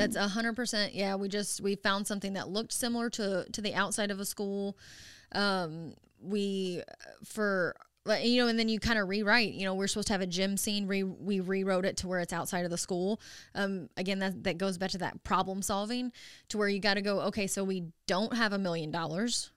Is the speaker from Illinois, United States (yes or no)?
no; Dexter, Missouri, United States; moved away as an adult; now in Springfield, United States; I'm from Dexter, Missouri